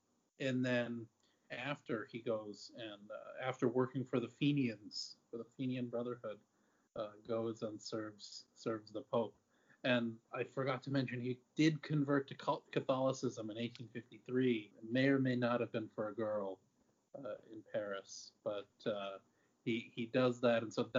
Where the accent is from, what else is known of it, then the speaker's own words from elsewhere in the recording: Ireland; As an Irish person, I can't disparage the Irish Brigade.